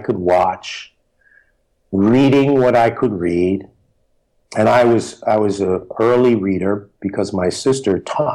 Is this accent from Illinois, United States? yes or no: no; San Francisco, California, United States; I grew up in the Fillmore District of San Francisco